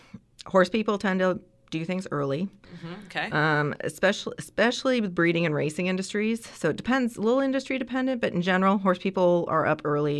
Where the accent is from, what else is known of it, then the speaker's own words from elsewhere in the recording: Ontario, Canada; So I'm Canadian, and so in Ontario